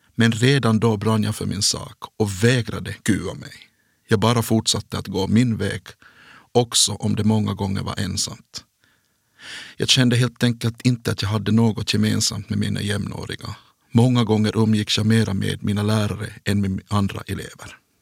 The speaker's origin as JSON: {"language": "Swedish", "town": "Kronoby", "region": "Ostrobothnia", "country": "Finland", "tie": "born or raised there", "also_born_or_lived": "Jakobstad", "said": "i byn Märjärv i Kronoby. Där är jag född och uppvuxen"}